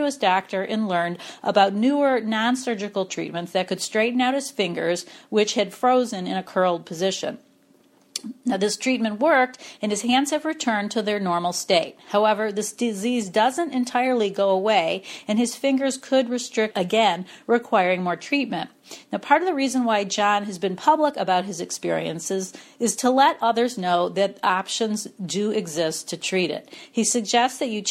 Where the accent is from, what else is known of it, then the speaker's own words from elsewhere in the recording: Cleveland, Ohio, United States; I'm from Cleveland